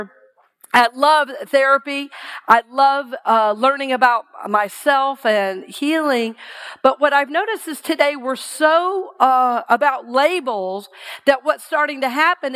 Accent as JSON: {"language": "English", "region": "Georgia", "country": "United States", "tie": "born or raised there", "also_born_or_lived": "Seattle", "moved": "as an adult", "said": "I grew up in Georgia"}